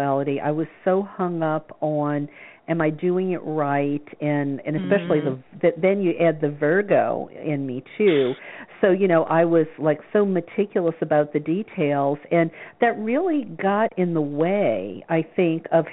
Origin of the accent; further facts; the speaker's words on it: the South, United States; I grew up in the South